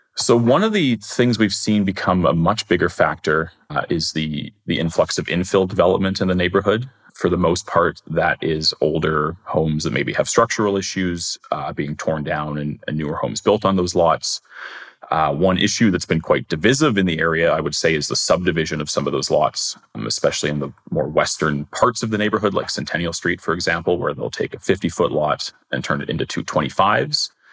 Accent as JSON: {"language": "English", "town": "Winnipeg", "region": "Manitoba", "country": "Canada", "tie": "born or raised there", "said": "I grew up in Crescentwood and everybody assumed it, it was River Heights, but it's not, it's Crescentwood."}